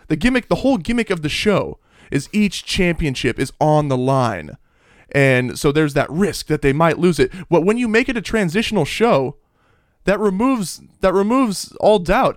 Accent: Hoquiam, Washington, United States; I'm from Hoquim

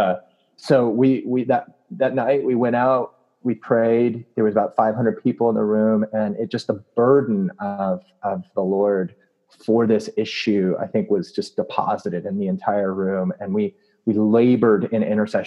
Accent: Southern California, United States; Growing up, I grew up in Southern California.

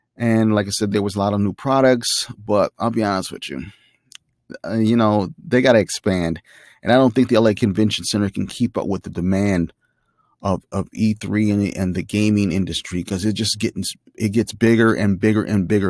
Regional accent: Chicago, Illinois, United States; I'm from Chicago

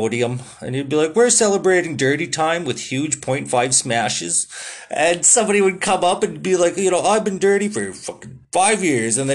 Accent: Canada; I'm a Canadian

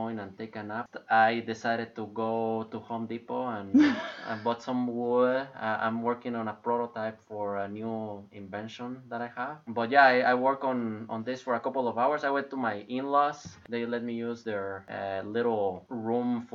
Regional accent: Guatemala; moved away; I'm originally from Guatemala.

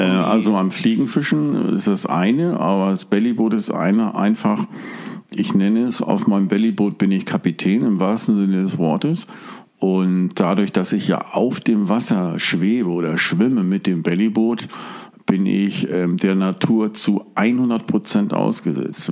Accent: Hamburg, Germany; also born or lived in Stade; now in Drochtersen, Germany; ursprünglich geboren in Hamburg, habe viele, viele Jahre, Jahrzehnte in Stade gewohnt und wohne jetzt genau zwischen Hamburg und Cuxhaven im Drochtersen direkt an der Elbe

